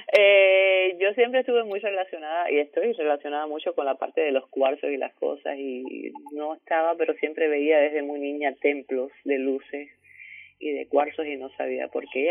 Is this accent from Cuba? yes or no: yes; Cuba; Cuba, que es de donde yo vengo